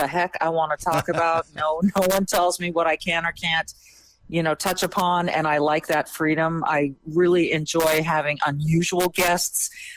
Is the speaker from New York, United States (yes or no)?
no; Minnesota, United States; as a Minnesotan